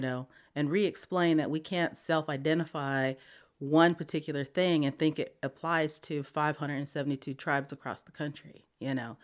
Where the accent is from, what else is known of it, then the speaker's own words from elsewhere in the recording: Wamblee, South Dakota, United States; moved away as an adult; now in Montgomery, United States; I grew up on the Pine Ridge Indian Reservation in a little town called Wombley.